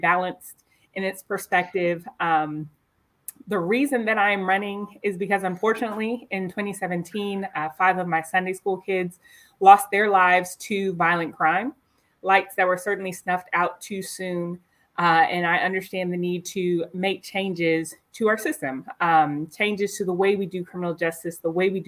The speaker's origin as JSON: {"language": "English", "town": "Nashville", "region": "Tennessee", "country": "United States", "said": "I am from Nashville. My family's been here for generations."}